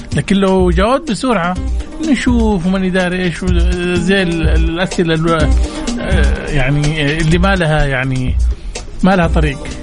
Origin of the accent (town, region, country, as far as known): Saudi Arabia